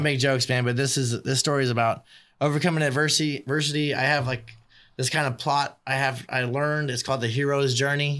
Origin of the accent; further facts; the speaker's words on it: Bakersfield, California, United States; also born or lived in Virginia Beach, Virginia; I grew up on East Side, too. I went to Chipman, went to Highland, went to Bakersfield College